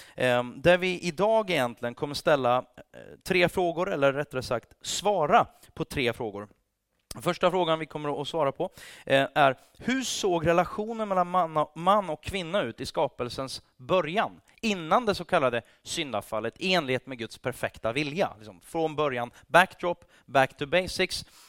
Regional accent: Sweden; also born or lived in England

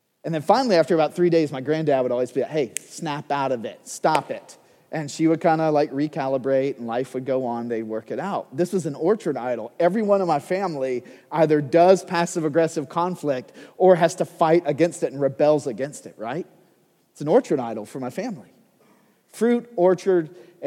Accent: United States; as an American

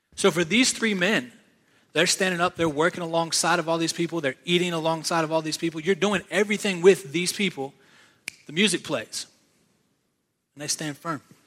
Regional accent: Virginia, United States; now in South Carolina, United States; I was born and raised in Virginia. Now I live in South Carolina

